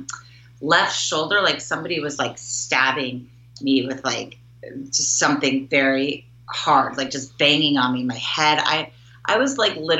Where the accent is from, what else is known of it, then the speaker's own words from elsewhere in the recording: Denver, Colorado, United States; moved away as an adult; also born or lived in Los Angeles; now in Chicago, United States; I am from Denver, Colorado, a suburb of Denver.